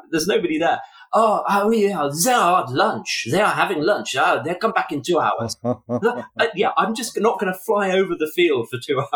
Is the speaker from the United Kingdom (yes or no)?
yes; England, United Kingdom; I'm English